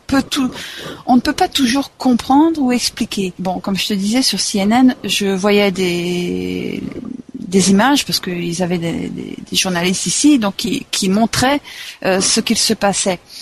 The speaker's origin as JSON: {"language": "French", "country": "France", "said": "en tant que Français, en vivant ici"}